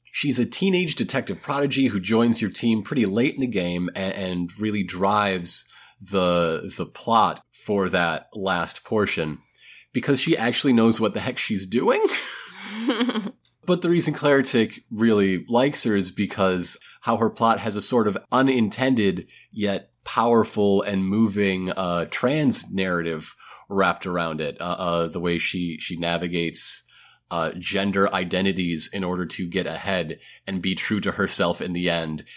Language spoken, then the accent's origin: English; United States; We're American.